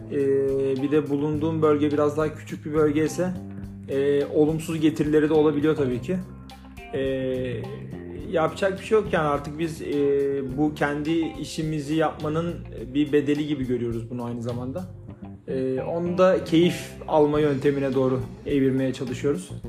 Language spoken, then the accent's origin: Turkish; Manisa, Turkey; Manisalıyım. E, ee, 13 yaşından beri tezgahtayım.